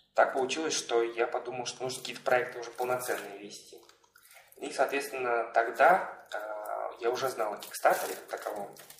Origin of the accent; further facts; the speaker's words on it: Tashkent, Uzbekistan; moved away as an adult; now in Moscow, Russia; Я из Ташкента приехал